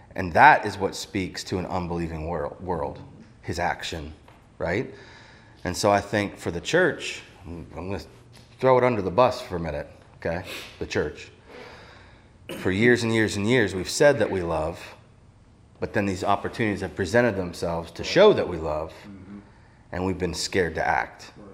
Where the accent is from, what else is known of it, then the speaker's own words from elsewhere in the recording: Ohio, United States; I grew up in Ohio.